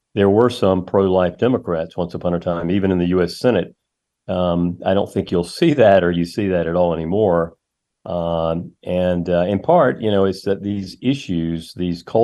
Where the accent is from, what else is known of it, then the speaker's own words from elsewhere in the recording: Charlotte, North Carolina, United States; I subscribed to the Charlotte Observer, my hometown